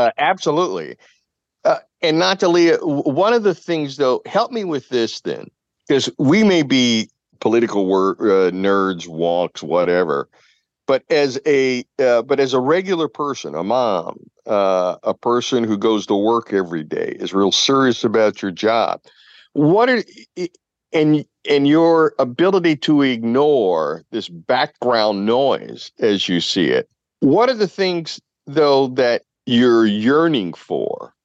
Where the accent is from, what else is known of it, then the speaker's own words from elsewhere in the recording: Louisville, Kentucky, United States; now in New England, United States; where I grew up in Louisville, Kentucky